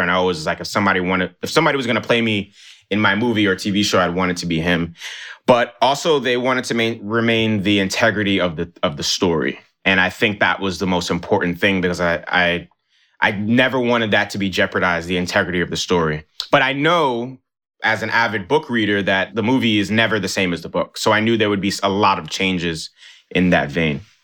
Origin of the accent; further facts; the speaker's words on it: New York City, New York, United States; also born or lived in Nigeria; me growing up in New York City